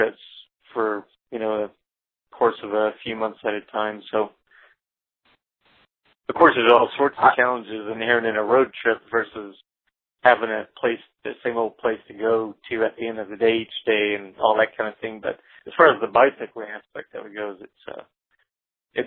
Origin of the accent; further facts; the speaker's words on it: Alexandria, Louisiana, United States; moved away; also born or lived in Shreveport, Louisiana; when I lived in North Louisiana for about 5 years in my hometown of Alexandria, Pineville